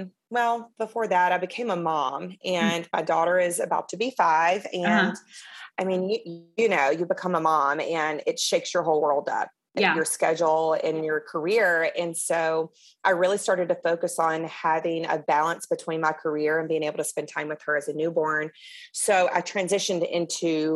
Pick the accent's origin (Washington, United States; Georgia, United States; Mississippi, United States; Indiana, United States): Mississippi, United States; I am Southern. I am from Mississippi